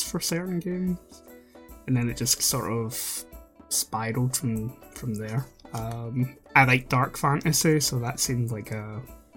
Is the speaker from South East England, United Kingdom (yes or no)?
no; Scotland, United Kingdom; Being Scottish